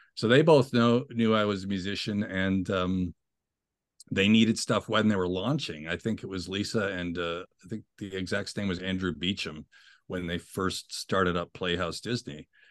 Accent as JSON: {"language": "English", "town": "Ottawa", "region": "Ontario", "country": "Canada", "tie": "born or raised there", "said": "grew up in Ottawa, capital city of Canada"}